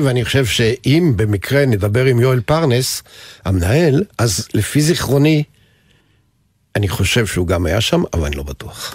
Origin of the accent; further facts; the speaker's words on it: Geva, Northern District, Israel; נולדתי לתוך הגבעתרון